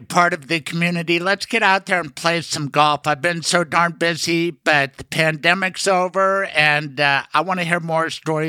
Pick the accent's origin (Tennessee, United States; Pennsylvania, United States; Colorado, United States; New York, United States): Colorado, United States; Denver; my hometown of Denver